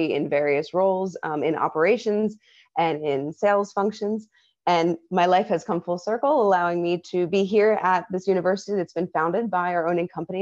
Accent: Philadelphia, Pennsylvania, United States; moved away as an adult; now in Thailand; my hometown of Philadelphia

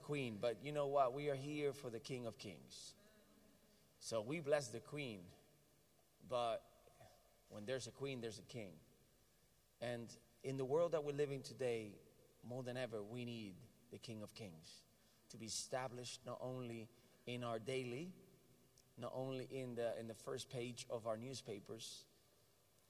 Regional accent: Puerto Rico; I'm Puerto Rican, American

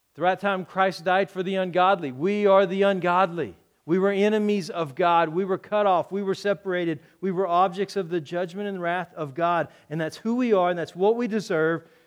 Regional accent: Texas, United States; moved away; I'm from Texas

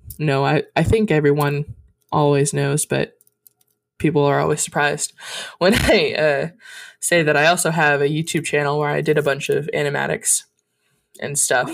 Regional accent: Montana, United States; I was born in Montana

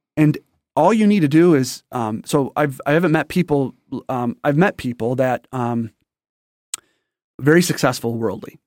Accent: St. Clair Shores, Michigan, United States; also born or lived in Detroit, Michigan; I'm raised in a little town called Saint Clair Shores

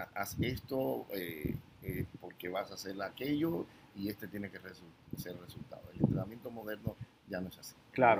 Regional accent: Cuba; moved away; yo nací en Cuba hace ya 50 años

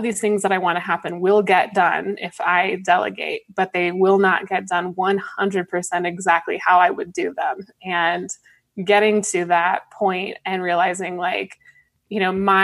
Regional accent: Colorado, United States; I grew up in Colorado

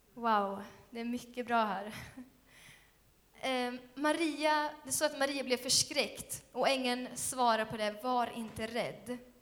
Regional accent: Skövde, Västra Götaland, Sweden; Skövde är min hemstad också

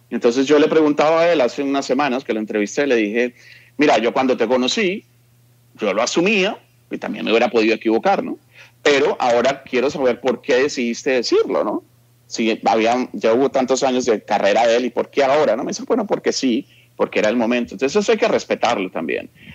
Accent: Bogotá, Colombia; moved away as an adult; now in Los Angeles, United States; yo nací en, Bogotá, en la clínica Palermo, allá estudié en el colegio, la universidad, etc.

